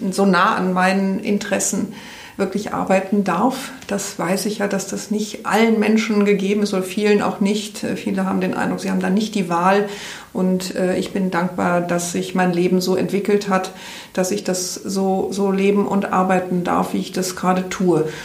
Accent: Rhineland, Germany; Ich komme aus, aus dem Rheinland, vielleicht ist mir das da ein bisschen in die Wiege gelegt

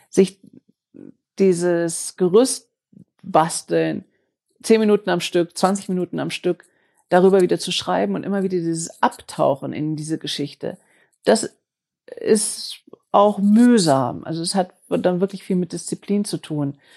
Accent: Germany; dass wir als Deutsche so gewöhnt sind, äh, Dinge machen zu wollen, die Qualität haben und die so quadratisch praktisch gut sind, so made in Germany ohne Fehler.

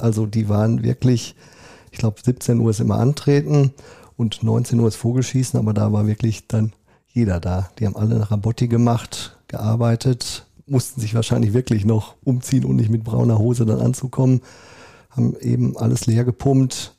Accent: Neuengeseke, North Rhine-Westphalia, Germany; moved away as an adult; now in Paderborn, Germany; ich bin waschechter Neuengeseker, da aufgewachsen

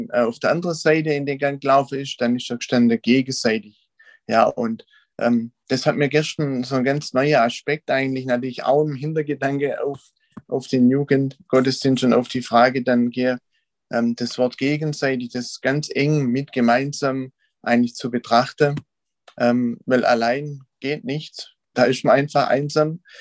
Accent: Wiedershausen, Germany; Ich bin aus Wiedershausen, da geboren und auch irgendwie nicht groß rauskommen.

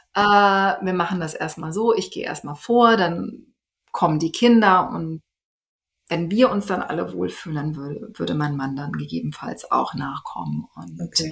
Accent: Cologne, North Rhine-Westphalia, Germany; moved away as an adult; now in Melbourne, Australia; in meiner Heimat, also in den Heimatort passe, aus dem ich nun komme. Also ähm, Stadtteil von Köln

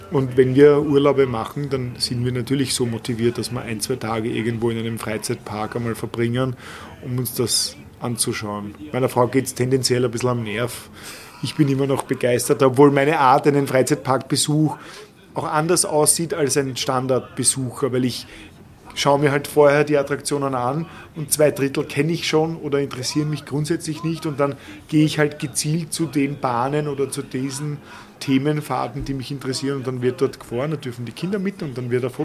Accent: Vienna, Austria; Ich habe meine Kindheit ausschließlich im Prater verbracht.

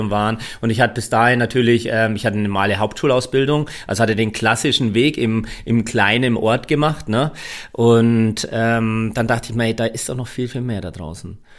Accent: Bavaria, Germany; Ich bin eher ja, klassischer Franke

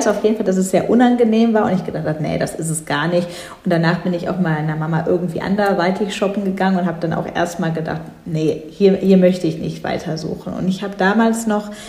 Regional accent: North Rhine-Westphalia, Germany; ich ich komme selbst nicht direkt aus Düsseldorf, aber in der Nähe von Düsseldorf.

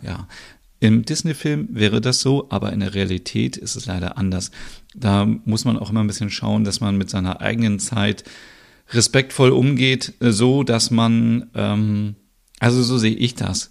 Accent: Germany; now in Denmark; bei uns in Deutschland

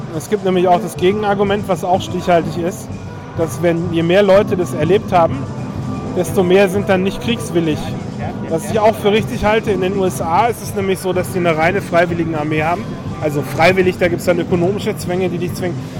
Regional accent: Berlin, Germany; ich bin in Berlin aufgewachsen

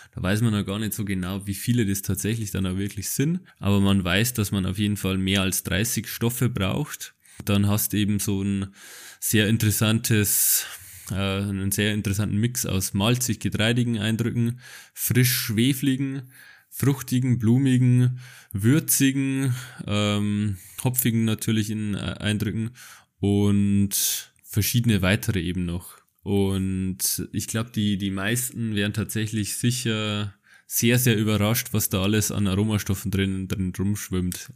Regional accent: Bavaria, Germany; ich bin aus Bayern

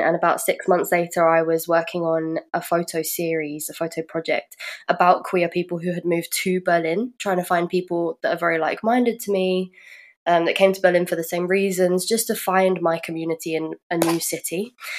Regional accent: London, United Kingdom; moved away as an adult; now in Germany; I'm from the UK and I'm from London. I moved here about five years ago.

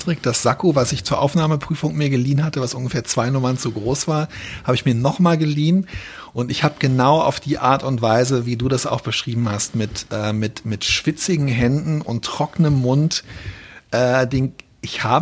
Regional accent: Berlin, Germany; nachdem wir alle ähm, als Berliner Schüler, die damals als, äh, als, als Frontstädter und als Benachteiligte, die halt quasi im, hinter dem Stacheldrahtverhau

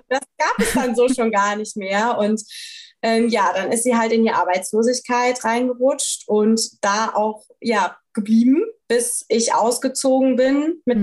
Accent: Rhineland-Palatinate, Germany; ich bin halt in Rheinland-Pfalz zur Schule gegangen

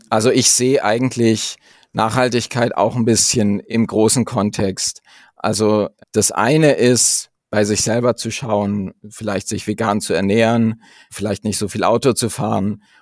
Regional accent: the region around Munich, Bavaria, Germany; ich komme tatsächlich aus der Region um München

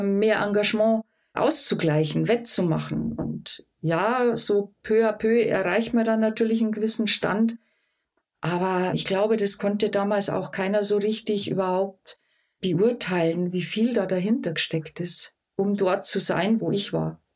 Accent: Rottal, Lower Bavaria, Germany; accent: Bavarian dialect; now in Munich, Germany; Ich bin Münchnerin, lebe seit fast 40 Jahren hier in München, bin im Rottal geboren, Niederbayerin

